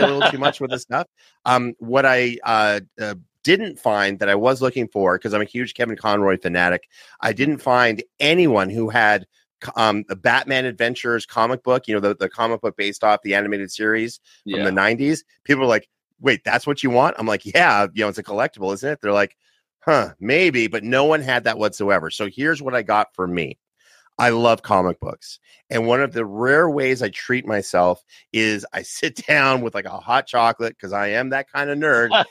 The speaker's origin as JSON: {"language": "English", "country": "Canada", "said": "I'm from Canada"}